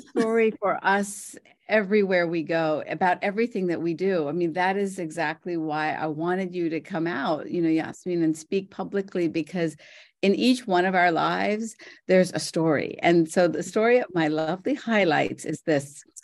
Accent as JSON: {"language": "English", "town": "Morgantown", "region": "West Virginia", "country": "United States", "also_born_or_lived": "India", "said": "I'm from Morgantown, West Virginia"}